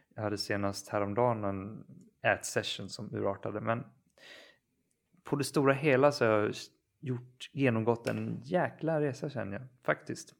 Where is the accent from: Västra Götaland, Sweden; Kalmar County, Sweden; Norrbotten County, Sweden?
Kalmar County, Sweden; moved away; jag befinner mig faktiskt hemma på Öland och jag är också hos mina föräldrar